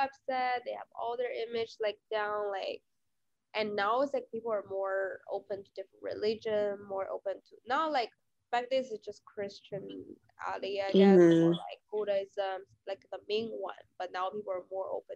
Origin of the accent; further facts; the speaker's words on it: China; moved away; my home country.